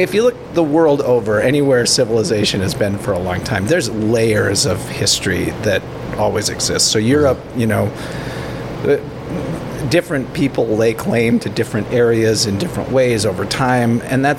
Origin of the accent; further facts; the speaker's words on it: Minnesota, United States; growing up in Minnesota